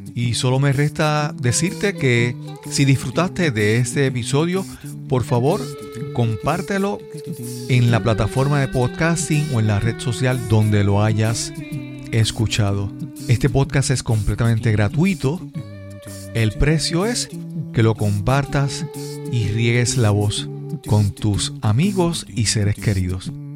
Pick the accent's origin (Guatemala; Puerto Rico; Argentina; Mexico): Puerto Rico; hablando como puertorriqueño